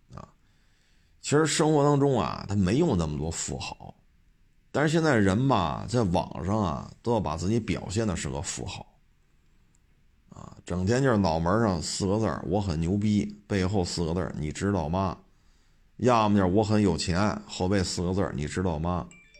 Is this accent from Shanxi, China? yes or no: no; Beijing, China; 我就生在这儿，长在这儿。我们这一大家都是北京的